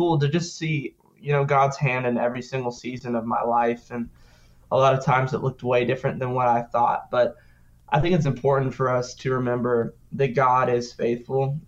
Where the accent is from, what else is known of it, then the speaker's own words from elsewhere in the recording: Sioux Falls, South Dakota, United States; now in Nashville, United States; I was from Sioux Falls, South Dakota